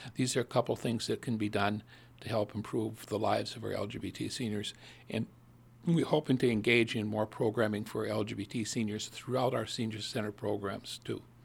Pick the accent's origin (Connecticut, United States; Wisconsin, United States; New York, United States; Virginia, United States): Wisconsin, United States; Sauk County; now in Milwaukee, United States; born and raised in Sauk County, up in the middle of, of the Baraboo Bluffs